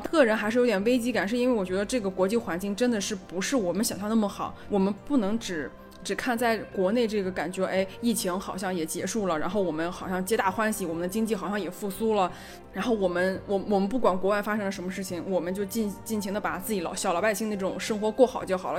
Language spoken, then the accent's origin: Chinese; China; 我是中国人